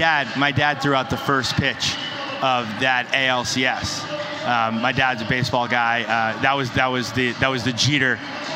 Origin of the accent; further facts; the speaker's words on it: New York City, New York, United States; I grew up in New York City, was playing ball. My dad was a New York City fireman, so I spent a bunch of time in Spanish Harlem.